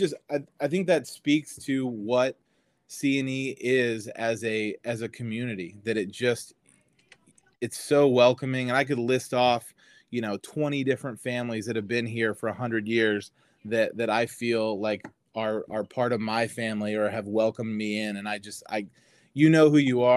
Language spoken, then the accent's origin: English; Indianapolis, Indiana, United States; moved away as an adult; also born or lived in Wisconsin; now in Cincinnati, United States; My parents moved to Florida, and we're originally from Indianapolis